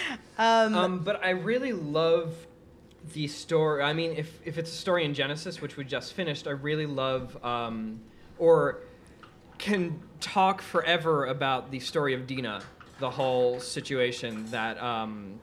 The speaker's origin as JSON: {"language": "English", "town": "New York City", "region": "New York", "country": "United States", "tie": "born or raised there", "also_born_or_lived": "Israel", "said": "I grew up in Queens, New York."}